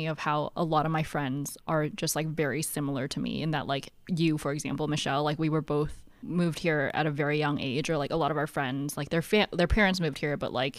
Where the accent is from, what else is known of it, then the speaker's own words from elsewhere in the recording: Hong Kong; oh, I'm from Hong Kong. Like I was born in Hong Kong, but I'm pretty whitewashed.